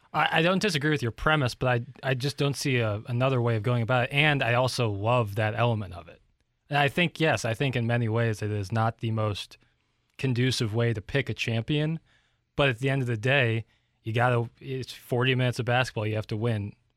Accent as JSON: {"language": "English", "town": "Ladue", "region": "Missouri", "country": "United States", "tie": "born or raised there", "said": "I grew up in Ladue"}